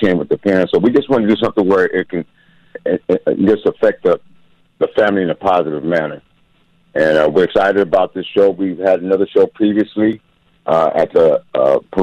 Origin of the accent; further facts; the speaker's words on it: West Coast, United States; moved away as an adult; now in Hope, United States; I'm originally from the West Coast area, but I've been living in Hope, Arkansas for the past 9 years now.